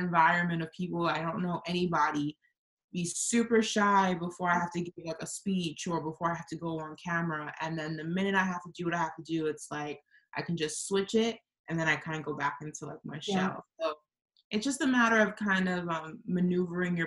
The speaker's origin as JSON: {"language": "English", "region": "New York", "country": "United States", "tie": "born or raised there", "accent": "New York", "said": "I grew up in New York"}